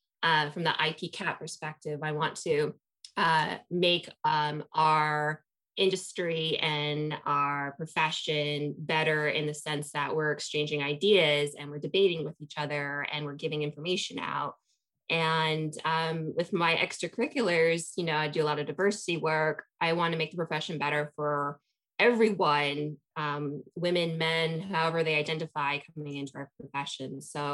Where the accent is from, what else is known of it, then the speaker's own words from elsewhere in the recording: Las Cruces, New Mexico, United States; born there; I was born in Las Cruces, New Mexico, about 45 minutes from the border of Mexico, New Mexico.